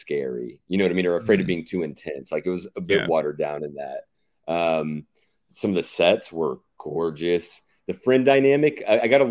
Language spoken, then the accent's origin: English; the Bible Belt, United States; moved away; growing up in the Bible Belt